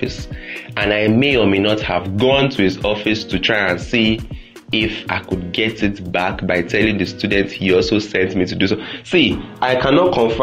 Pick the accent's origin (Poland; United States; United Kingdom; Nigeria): Nigeria; I am Nigerian students. Nigerian students is me